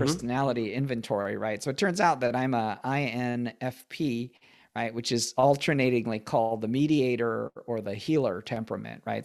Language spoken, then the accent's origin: English; Michigan, United States; I, I grew up in Michigan